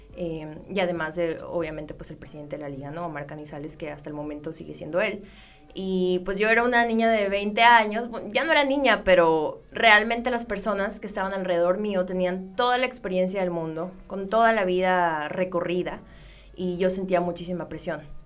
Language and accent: Spanish; Ciudad Obregón, Sonora, Mexico; Yo soy de Ciudad Obregón, Sonora